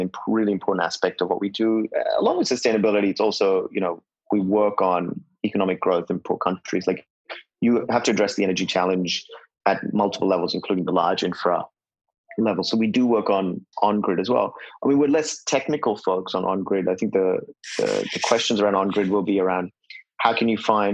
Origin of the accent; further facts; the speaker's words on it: India; in my early days growing up in India, my hometown would have at least 6-7 hours of kerosene use each day